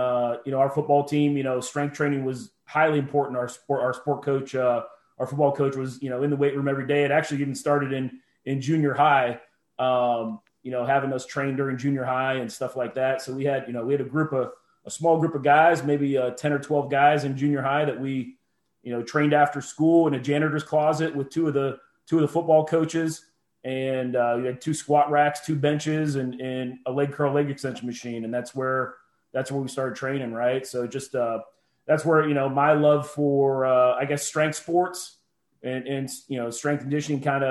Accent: Youngstown, Ohio, United States; I'm originally from Northeast Ohio, from Youngstown, Ohio area.

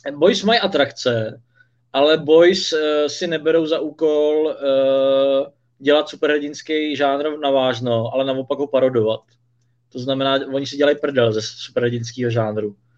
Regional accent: Czechia; u nás v Čechách

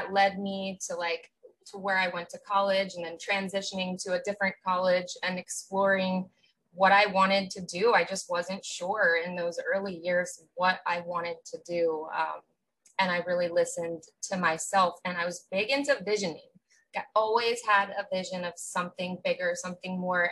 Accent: Outer Banks, North Carolina, United States; I grew up on the Outer Banks of North Carolina, so like very small vacation town

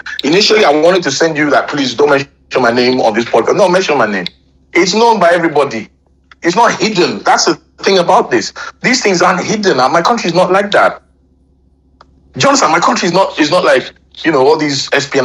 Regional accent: Nigeria; I am a Nigerian

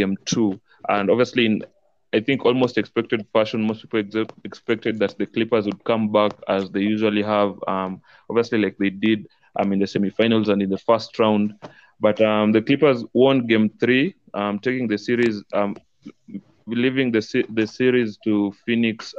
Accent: Kakamega, Kakamega County, Kenya; now in Nairobi, Kenya; I'm currently in Nairobi, but you guys know I'm from Kakamega.

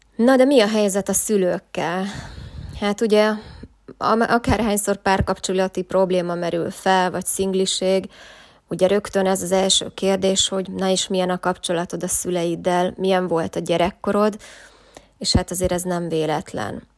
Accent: Szombathely, Vas, Hungary; moved away as an adult; én pedig szombathelyi vagyok

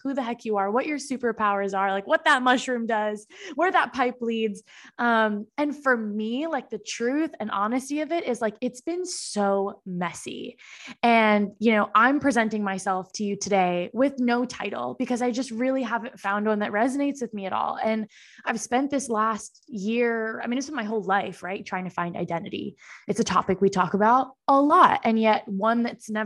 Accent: Boston, Massachusetts, United States; moved away as an adult; now in Austin, United States; I'm from the East Coast. I'm from Boston originally

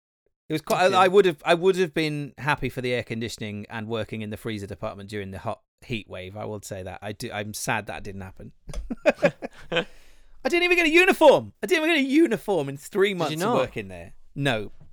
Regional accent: Wales, United Kingdom; I think as a Welshman, the Welsh versus English thing is so much stronger than it is for any other country.

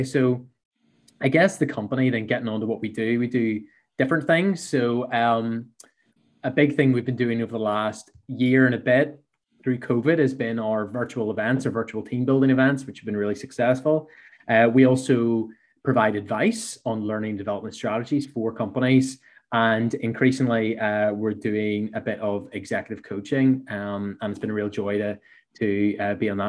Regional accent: Belfast, Northern Ireland, United Kingdom; accent: Belfast; So I worked for 8 years in a small company here in Belfast, which my accent maybe gives away

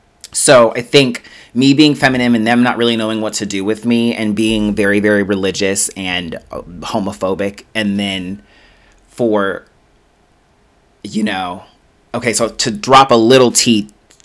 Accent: Denver, Colorado, United States; I grew up in Denver, Colorado. So I was born in Denver, Colorado.

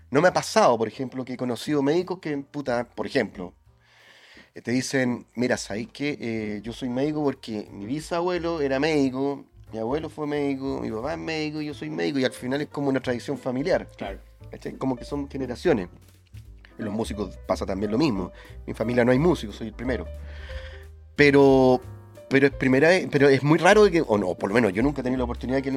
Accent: Temuco, Araucanía, Chile; Bueno, yo soy de región, soy de Temuco. Entonces también era mucho más difícil, en una época totalmente distinta

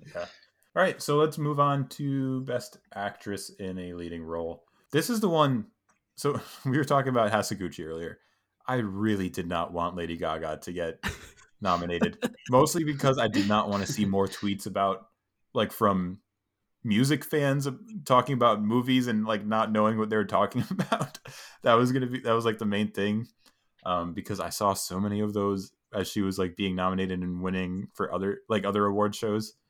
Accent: New York, United States; I'm from New York also

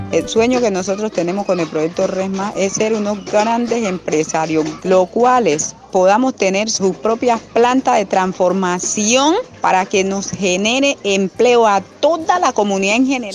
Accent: Carmen del Darién, Chocó, Colombia; habitante de Carmen del Darién

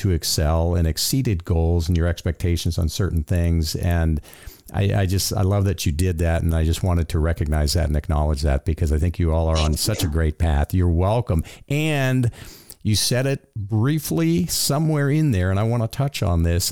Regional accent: Florida, United States; I grew up in Florida, and we had alligators

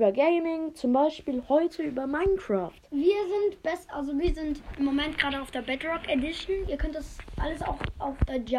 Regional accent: Switzerland; Und wir kommen beide aus der Schweiz und ich bin voll schlecht in Deutsch. Denn wir sind beide Schweizer.

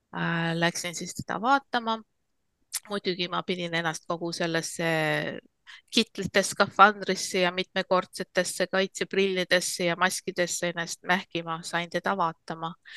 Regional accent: Estonia; now in United States; ma olen Eestis eh, sündinud ja kasvanud

